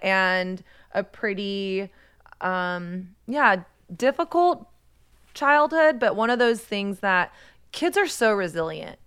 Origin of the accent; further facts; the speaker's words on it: Texas, United States; I primarily grew up in Texas.